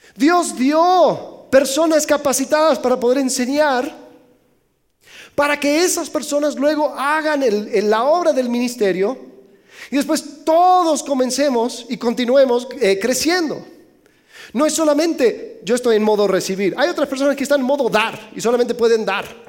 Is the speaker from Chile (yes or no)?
no; Mexico; soy mexicano